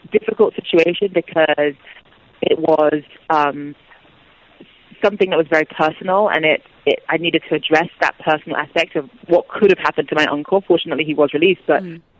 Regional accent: Nigeria; because as a Nigerian, I want to get out the positive stories

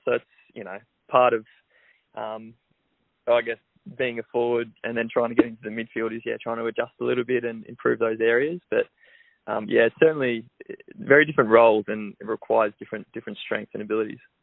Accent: Melbourne, Victoria, Australia; I grew up in Melbourne

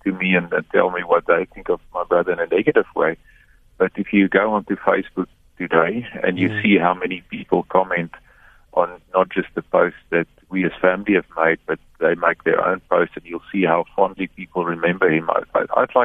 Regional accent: South Africa; also born or lived in Cape Town; as South Africans

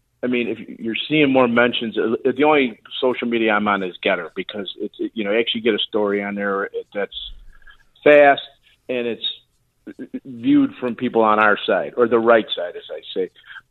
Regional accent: Chicago, Illinois, United States; Lifelong Chicago, and unfortunately, still, but trying to get out.

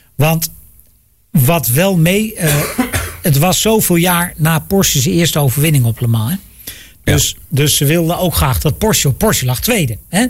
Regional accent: Netherlands; wij als Nederlanders

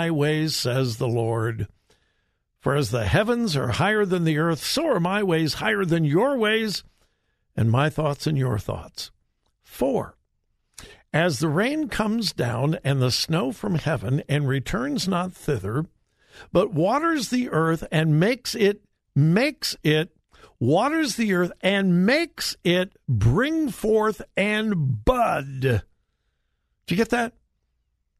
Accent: Southern California, United States; born and raised in Southern California, but all my family was from Missouri

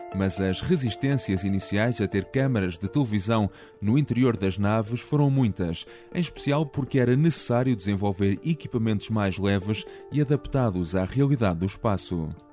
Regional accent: Amor, Leiria District, Portugal; Em Amor, a minha aldeia Leiria

